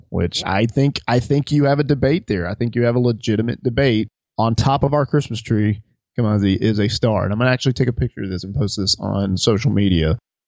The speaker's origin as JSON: {"language": "English", "region": "Alabama", "country": "United States", "tie": "born or raised there", "said": "I grew up in Alabama"}